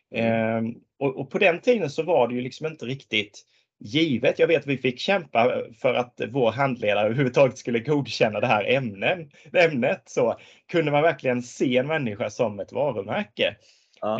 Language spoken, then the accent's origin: Swedish; Tingsryd, Kronoberg County, Sweden; när jag växte upp så växte jag upp på landet i, i Småland